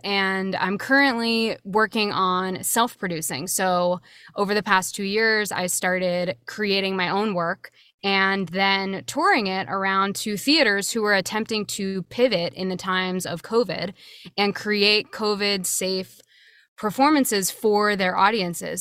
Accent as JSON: {"language": "English", "town": "Swarthmore", "region": "Pennsylvania", "country": "United States", "tie": "born or raised there", "moved": "as an adult", "said": "I was born and raised there. You know, I was born in the town and I uh, went to college from that town"}